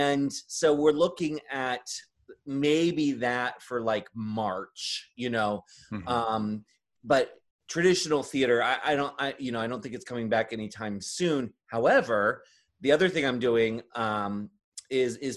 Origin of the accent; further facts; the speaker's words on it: Maryland, United States; I grew up in Maryland